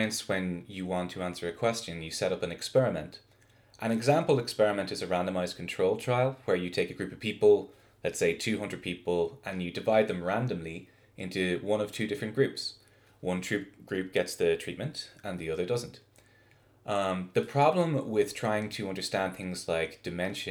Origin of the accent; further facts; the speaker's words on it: Ireland; moved away as an adult; also born or lived in Notre Dame, Indiana / Rhode Island; now in Salt Lake City, United States; I'm an Irish biophysicist